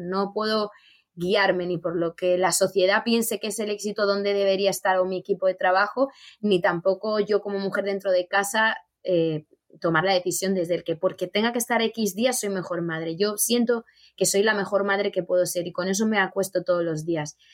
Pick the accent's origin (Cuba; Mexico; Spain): Spain; yo como española